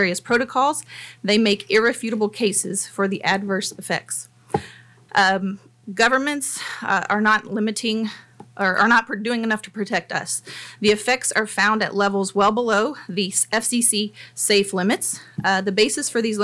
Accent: Nashville, Tennessee, United States; now in Franklin, United States; I am also a native Nashvillian and a resident

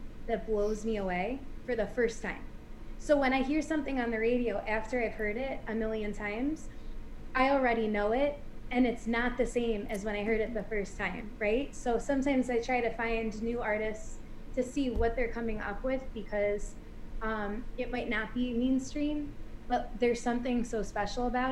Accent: Buffalo, New York, United States; I grew up with my parents and my two sisters in Buffalo, New York.

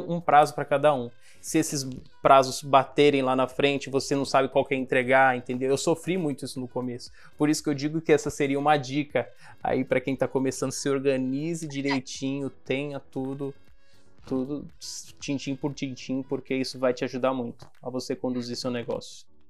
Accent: Guarujá, São Paulo, Brazil; also born or lived in São Vicente / Baixada Santista; Eu sou do Guarujá, e o meu primeiro emprego, eu ainda morava em São Vicente

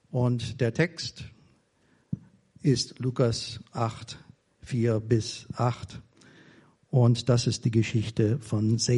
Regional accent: United States; German is a second language; now in Germany; Und ich bin Amerikaner. Ich bin schon fast 40 Jahre in Deutschland. Aber ich fühle mich immer noch verbunden mit der Heimat

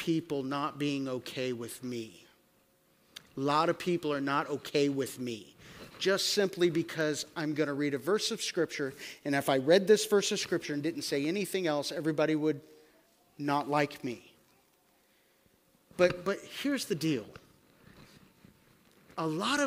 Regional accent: United States; I am an American.

